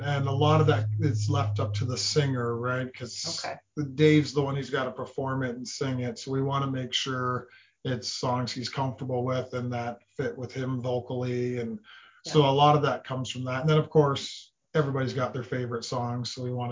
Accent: London, Ontario, Canada; we're from London

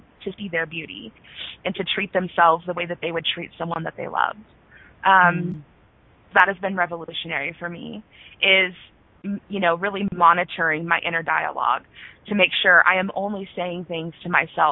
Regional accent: Norman, Oklahoma, United States; my hometown of Norman, the university that's here, the University of Oklahoma

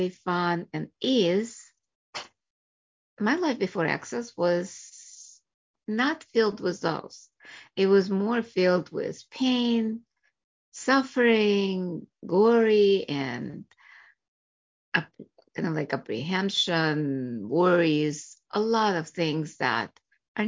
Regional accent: Russia; also born or lived in Chicago area, United States; now in United States; I was born in Russia, came here, and became a doctor, family practice in Chicago area

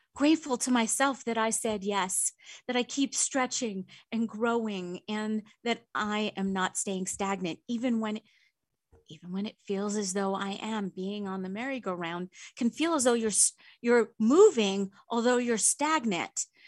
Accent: Long Island, New York, United States; I grew up in New York on Long Island.

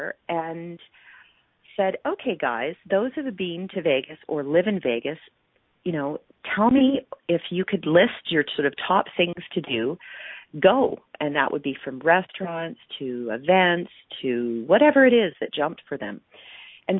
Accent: Calgary, Alberta, Canada; my hometown of Calgary

